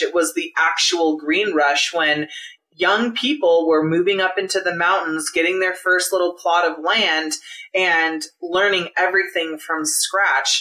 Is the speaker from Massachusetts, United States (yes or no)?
no; Santa Cruz, California, United States; I was born in Santa Cruz.